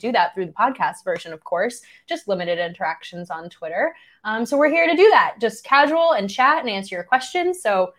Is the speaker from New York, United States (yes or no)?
yes; New York, United States; So I grew up and live in New York. I have never lived in Wisconsin. I've only actually ever been to Wisconsin once.